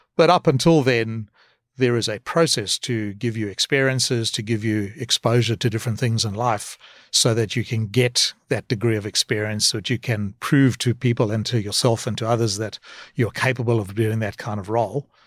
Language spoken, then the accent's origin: English; South Africa; moved away as an adult; also born or lived in Cape Town / Australia / Singapore / United States; born in South Africa, um, and moved to Australia when I was about twenty-six years old.